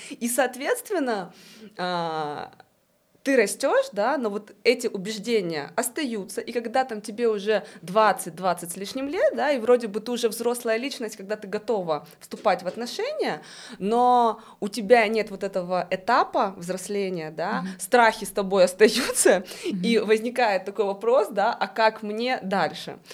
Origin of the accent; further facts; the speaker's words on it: Russia; moved away; я вообще из России